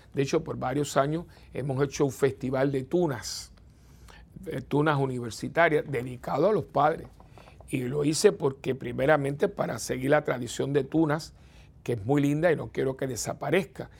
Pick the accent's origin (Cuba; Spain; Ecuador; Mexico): Cuba; now in Puerto Rico; tuve que abandonar mi país natal